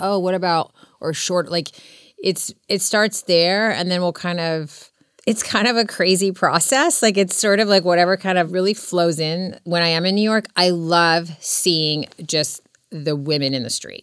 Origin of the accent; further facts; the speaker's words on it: Serbia; now in Laguna Beach, United States; I was born in Serbia